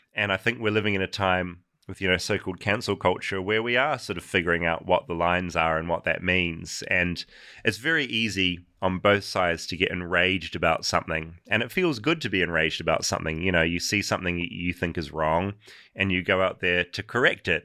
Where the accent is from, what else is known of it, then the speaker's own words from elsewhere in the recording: New Zealand; as a New Zealander